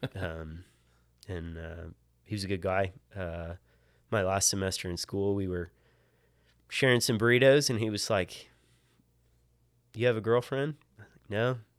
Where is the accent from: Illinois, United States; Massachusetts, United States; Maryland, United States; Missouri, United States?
Maryland, United States; Hampstead; moved away; I grew up in, uh, in Hampstead, Maryland, which is about halfway between Baltimore and Gettysburg